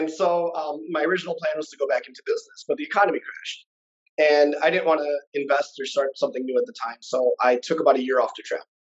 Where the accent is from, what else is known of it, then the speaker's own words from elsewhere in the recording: India; I mean, I'm Indian, bro. Education is everything else, us, right?